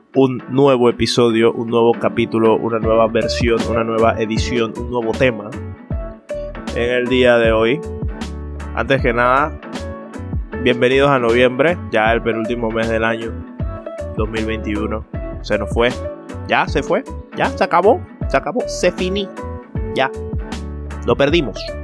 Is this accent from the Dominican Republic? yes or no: no; Panama; nuestra personalidad como panameños